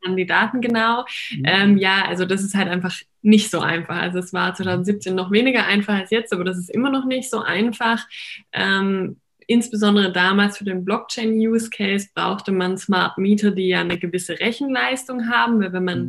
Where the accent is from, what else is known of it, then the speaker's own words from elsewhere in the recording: Heidenheim, Baden-Württemberg, Germany; ich komme ähm, aus Baden-Württemberg, mhm. ähm, mhm. aus Heidenheim.